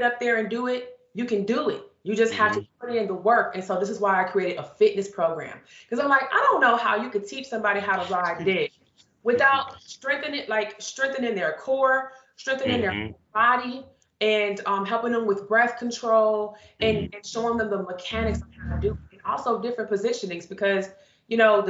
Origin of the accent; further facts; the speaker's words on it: Chicago, Illinois, United States; I grew up, I'm from Chicago.